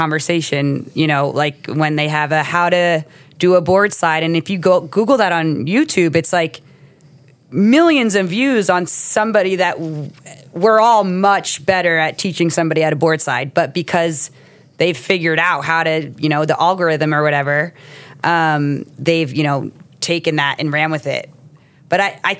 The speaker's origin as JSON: {"language": "English", "region": "New Jersey", "country": "United States", "tie": "born or raised there", "moved": "yes", "said": "growing up in New Jersey"}